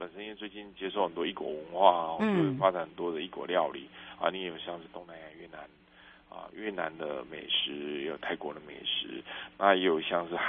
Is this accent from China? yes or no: no; southern Taiwan, Taiwan; 在我们南部